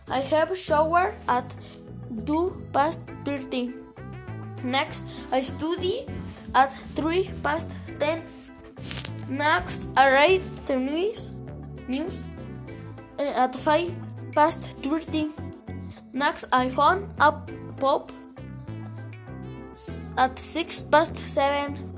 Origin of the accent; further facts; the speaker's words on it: Mexico; English is a second language; I am years 12 years old. Where are you from? I am from Mexico.